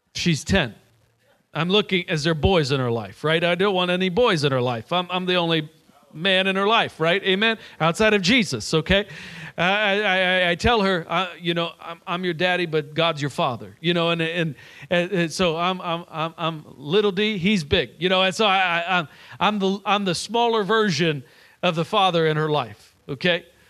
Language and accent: English; Nashville, Tennessee, United States; I'm from Nashville, Tennessee.